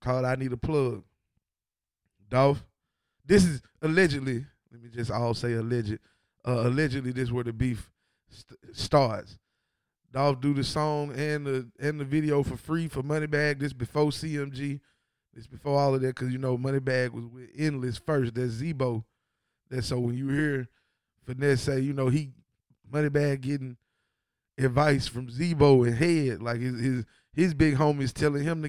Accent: Ripley, Tennessee, United States; also born or lived in Memphis; I'm from Ripley

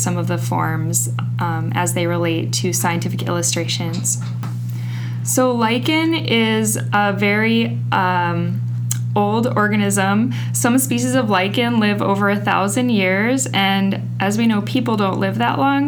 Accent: North Dakota, United States; moved away as an adult; also born or lived in Bozeman, Montana / Wisconsin; now in Russellville, United States; I was born in North Dakota and grew up on a farm.

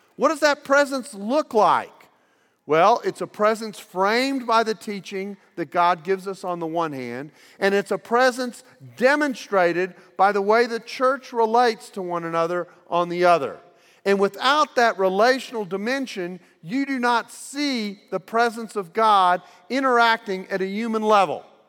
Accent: United States; I'm from the United States

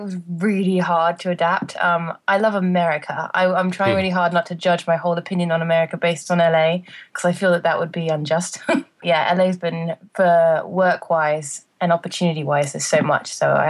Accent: England, United Kingdom; moved away; I wait to the first job I got when I came out from England.

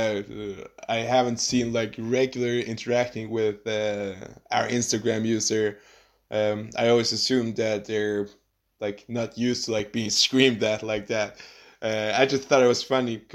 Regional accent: Faroe Islands; I'm from the Faroe Islands.

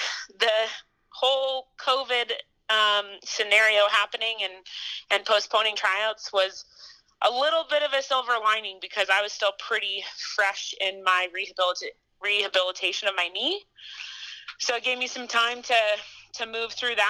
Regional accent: Boulder, Colorado, United States; moved away as an adult; also born or lived in Montana; So I grew up in Boulder, Colorado.

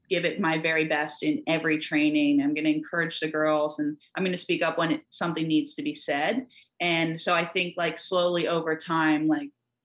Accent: United States; us here growing up in America, like every summer, every winter, the Olympics were on

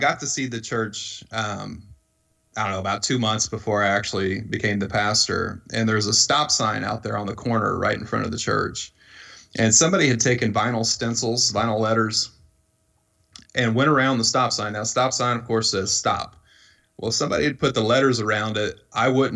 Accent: Iowa, United States; moved away as an adult; now in Louisville, United States; The neighborhood I grew up in Iowa

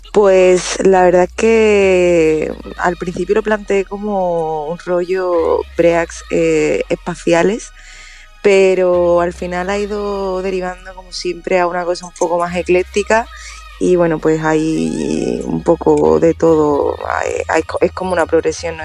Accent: Hinojos, Andalusia, Spain; cerca de mi pueblo, en Hinojos

